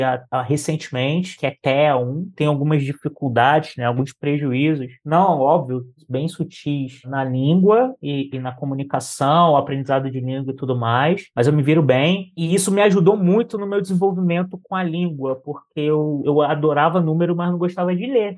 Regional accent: Rio de Janeiro, Brazil; moved away as an adult; now in São Paulo, Brazil; Tenho 34 anos, sou do Rio, né? Sou natural do Rio de Janeiro, carioca pô, já moro aqui no, em São Paulo já tem oito anos

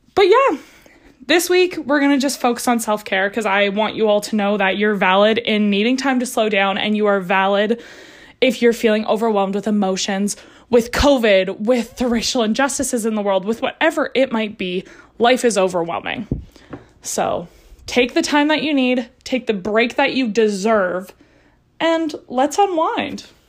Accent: Canada; I'm Canadian

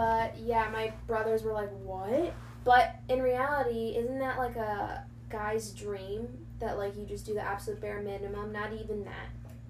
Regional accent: New York, United States; Where are you from? New York.

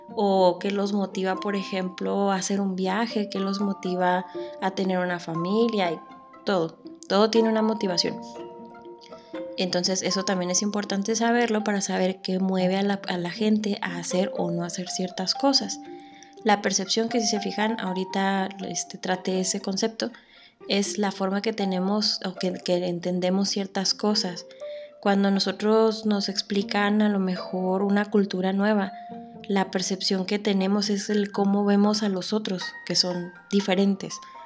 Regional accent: Mexico; lo que más nos distingue a nosotros como mexicanos

